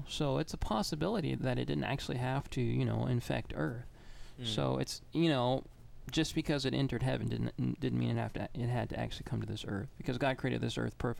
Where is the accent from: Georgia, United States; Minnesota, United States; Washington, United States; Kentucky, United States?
Kentucky, United States; now in Alabama, United States; I'm from Kentucky.